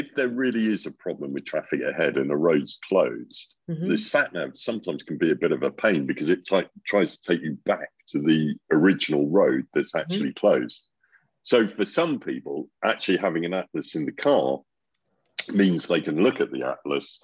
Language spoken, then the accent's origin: English; Norwich, East of England, United Kingdom; I remember growing up in Norwich